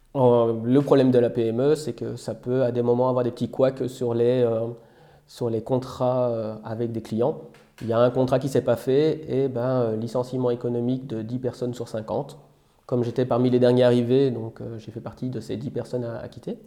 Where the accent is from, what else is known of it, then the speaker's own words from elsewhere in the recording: Belgium; moved away as an adult; now in France; j'ai un parcours assez classique, hein, puisque je viens de Belgique